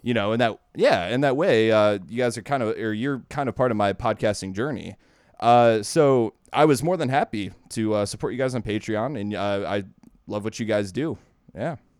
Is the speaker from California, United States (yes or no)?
no; Ohio, United States; I'm from Ohio